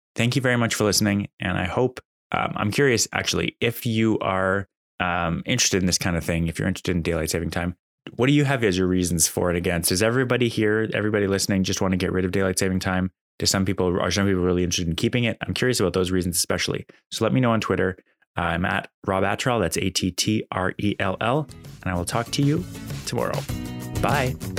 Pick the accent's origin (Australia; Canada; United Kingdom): Canada; Calgary, Alberta; also born or lived in Ontario; now in Ottawa, Canada; I was born in Ontario. I grew up in Alberta, and I came back to Ontario for school